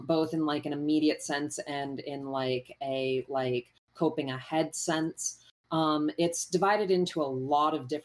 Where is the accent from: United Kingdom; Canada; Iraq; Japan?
Canada; I'm Canadian